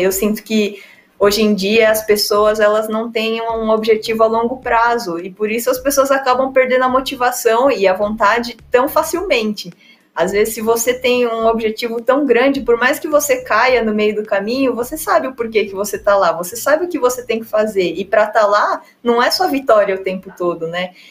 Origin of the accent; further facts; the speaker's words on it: São Paulo, Brazil; also born or lived in France / Poland; eu tenho 31 anos, sou paulista